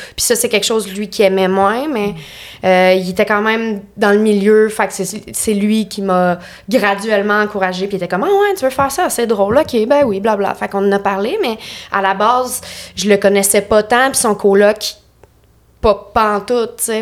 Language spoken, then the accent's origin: French; Lanaudière, Quebec, Canada; moved away as an adult; now in Montreal, Canada; je viens de Lanaudière. Genre euh, Repentigny, l'Assomption, Charlemagne